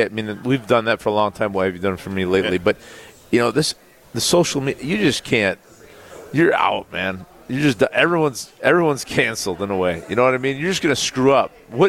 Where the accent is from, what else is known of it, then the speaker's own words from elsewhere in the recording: Northeast, United States; moved away; I'm from the Northeast, not a Buffalo Bills fan growing up